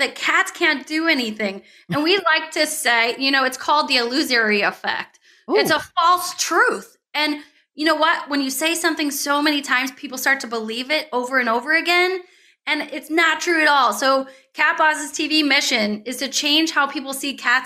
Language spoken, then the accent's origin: English; St. Louis, Missouri, United States; I grew up in St. Louis